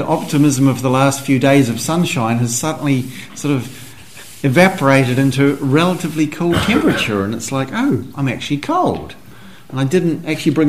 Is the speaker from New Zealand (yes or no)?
yes; New Zealand; as a young teenager growing up in New Zealand